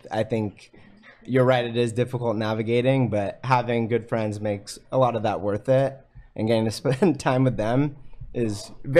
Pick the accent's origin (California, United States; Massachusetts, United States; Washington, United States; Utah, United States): California, United States; East Bay; also born or lived in Midwest; now in San Francisco, United States; I'm from the East Bay. My parents grew up in Clayton, about 30 miles east of San Francisco.